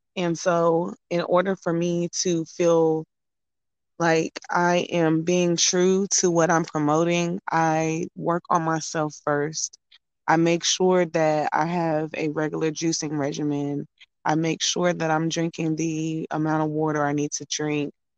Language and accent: English; Durham, North Carolina, United States; also born or lived in Brooklyn, New York; I'm from Brooklyn, New York, but I was raised in Durham, North Carolina.